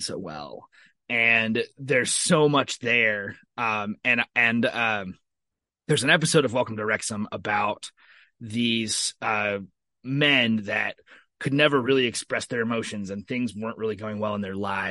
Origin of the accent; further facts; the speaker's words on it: Columbus, Indiana, United States; my hometown of Columbus, Indiana.